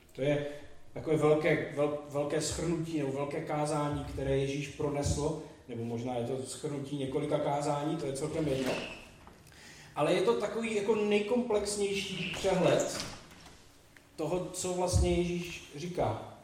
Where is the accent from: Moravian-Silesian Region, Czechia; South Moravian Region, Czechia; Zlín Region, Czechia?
Zlín Region, Czechia; Vsetín; jsem ze Vsetína a v devadesátých letech na Vsetině nejdůležitější věc, která byla jediná, byl hokej